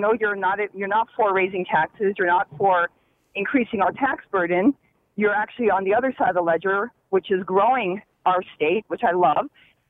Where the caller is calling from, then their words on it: West Hartford, Connecticut, United States; Hi. I'm actually from West Hartford.